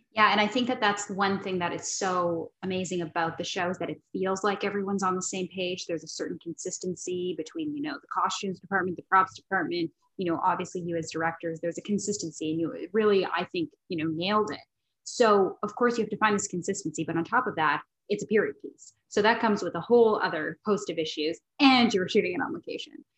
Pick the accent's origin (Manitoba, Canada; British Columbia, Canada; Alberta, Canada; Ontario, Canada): Manitoba, Canada; Winnipeg; I'm I'm actually from Winnipeg, and it's a place that I uh, hold very near and dear to my heart